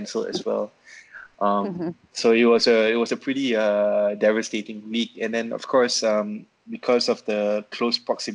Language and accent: English; Malaysia; moved away as an adult; now in Manila, Philippines; I'm originally from Malaysia, but I spent my entire almost my entire adult life here in Manila